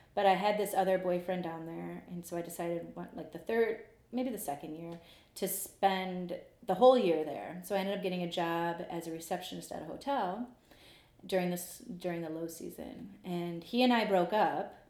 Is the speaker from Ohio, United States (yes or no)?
yes; Cleveland, Ohio, United States; also born or lived in Lakewood, Ohio / Rocky River, Ohio; I grew up um, from like first grade on here in Cleveland